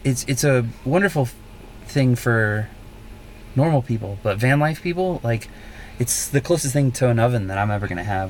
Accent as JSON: {"language": "English", "region": "South Carolina", "country": "United States", "tie": "born or raised there", "also_born_or_lived": "New York", "moved": "yes", "said": "So I'm from South Carolina originally"}